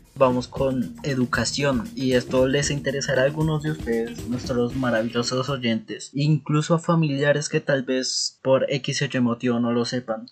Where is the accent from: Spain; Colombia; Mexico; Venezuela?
Colombia; Bogotá; siendo rolo, como es mi caso